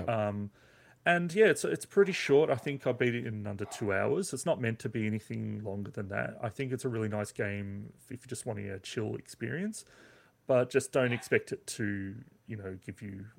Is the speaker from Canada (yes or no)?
no; Australia; as an Aussie